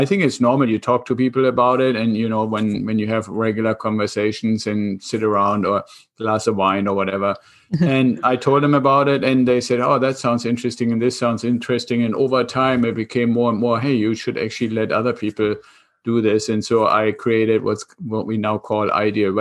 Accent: Germany; accent: German; English is a second language; moved away as an adult; now in United States; I'm originally from Germany, kept some of the accent still. I came over to the United States 26 years ago with the Air Force

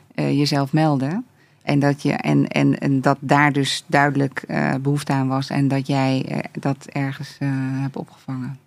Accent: Netherlands; ik ben gewoon eh, eh, super Hollands

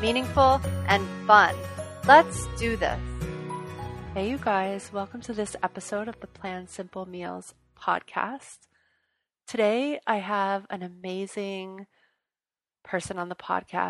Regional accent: New Orleans, Louisiana, United States; I'm from New Orleans

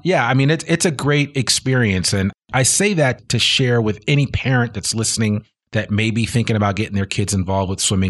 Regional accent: New Jersey, United States; I grew up in New Jersey.

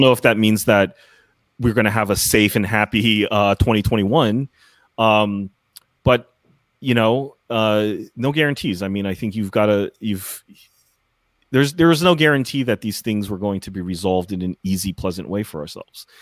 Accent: United States; as an American

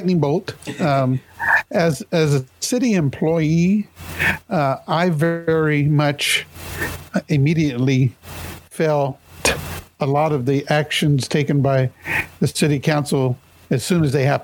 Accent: Topeka, Kansas, United States; I was born and raised here in Topeka

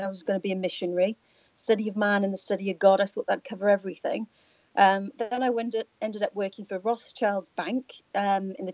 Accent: Gloucestershire, South West England, United Kingdom; moved away; I'm from Gloucestershire.

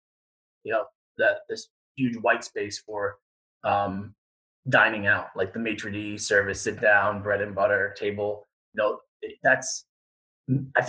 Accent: Long Island, New York, United States; I grew up on Long Island

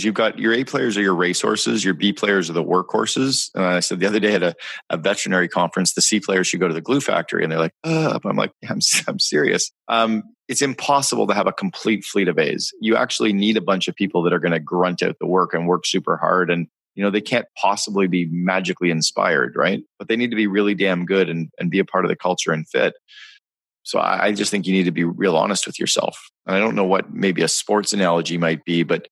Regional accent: Northern Ontario, Canada; I grew up in Northern Ontario in Canada

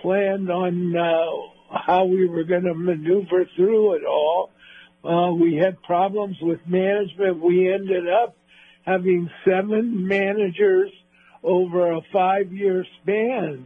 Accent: Los Angeles, California, United States; we grew up in the South Bay of Los Angeles.

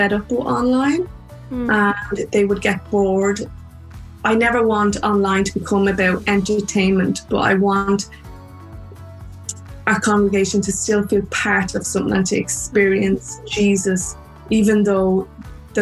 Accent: Ireland; accent: Irish; also born or lived in New York

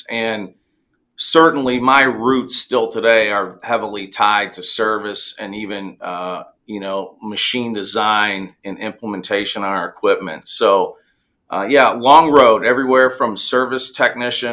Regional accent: Central Illinois, United States; also born or lived in Carbondale, Illinois; being born and raised in Central Illinois on a farm

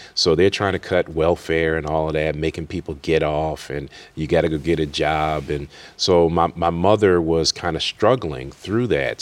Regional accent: Worcester, Massachusetts, United States; I grew up in Worcester, Massachusetts, which is west of Boston

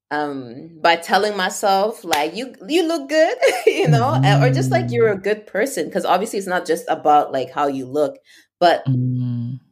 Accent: Canada; and like as a Canadian, it's not super hard.

